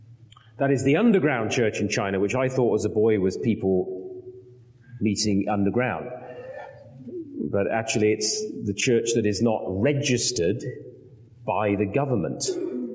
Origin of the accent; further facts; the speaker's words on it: United Kingdom; moved away; as a Brit